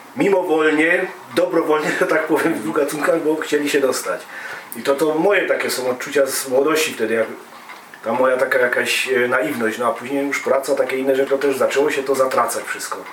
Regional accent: Silesian Voivodeship, Poland; my ze Śląska

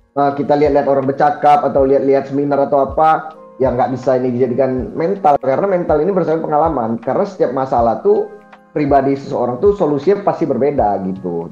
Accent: Medan, North Sumatra, Indonesia; moved away; asal saya asalnya Medan

